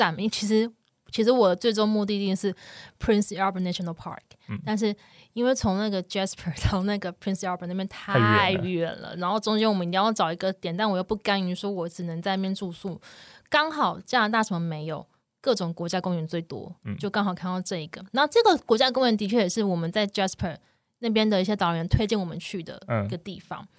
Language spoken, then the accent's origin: Chinese; Taiwan; 我们也是台湾人，就期期待下雪这件事情